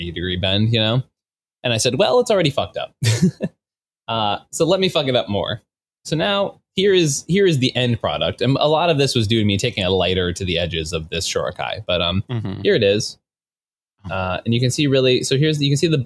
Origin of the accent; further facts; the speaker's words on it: Boston, Massachusetts, United States; moved away; I'm from Boston